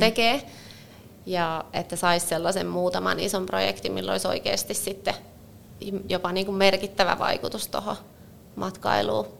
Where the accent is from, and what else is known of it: Finland